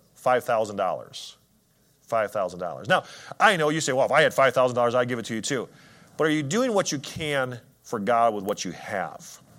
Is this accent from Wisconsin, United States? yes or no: yes; Wisconsin, United States; I'm from Wisconsin